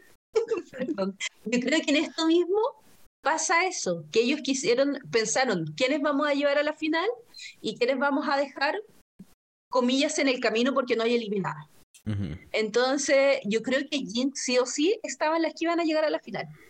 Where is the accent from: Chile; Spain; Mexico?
Chile; así como chilena y ordinaria